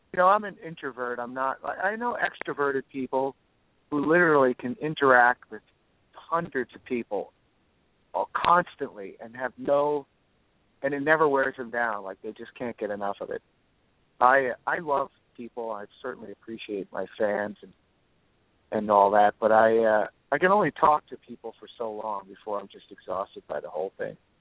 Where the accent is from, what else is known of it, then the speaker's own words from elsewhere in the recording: New Jersey, United States; moved away as an adult; also born or lived in Boston / New York; now in Los Angeles, United States; I grew up in New Jersey